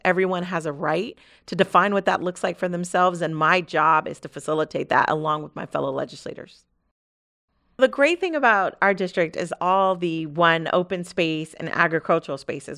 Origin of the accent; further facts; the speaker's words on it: Fresno, California, United States; moved away as an adult; also born or lived in Cannon Air Force Base, New Mexico / Travis Air Force Base, California; I, um, was born, uh, in Fresno, California, raised on the West Side